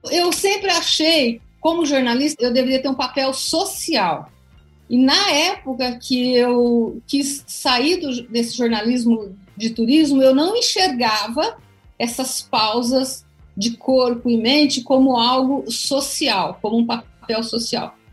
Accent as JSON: {"language": "Portuguese", "country": "Brazil", "said": "Eu sou brasileira e não desisto nunca."}